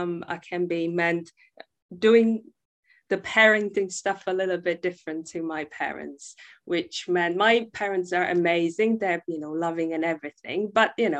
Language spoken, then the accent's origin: English; Prague, Czechia; English is a second language; moved away as an adult; now in United Kingdom; I'm originally from the Czech Republic, from Prague. I spent half my life there, growing up in a wonderful family